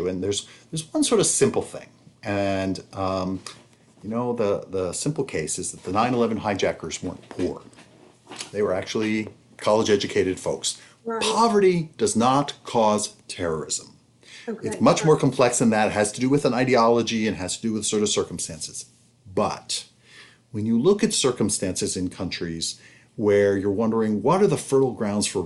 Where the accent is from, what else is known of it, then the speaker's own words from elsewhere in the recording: United States; as an American